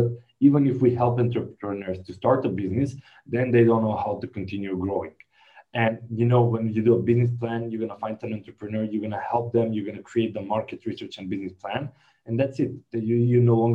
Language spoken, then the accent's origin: English; North Macedonia; I'm from Macedonia